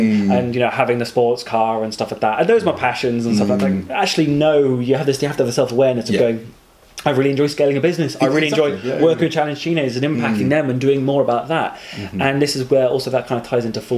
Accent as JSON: {"language": "English", "country": "United Kingdom"}